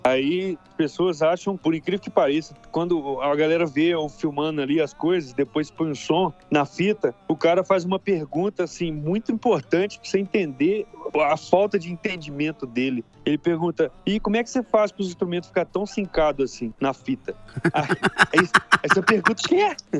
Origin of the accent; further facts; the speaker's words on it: Brazil; eu sou brazuca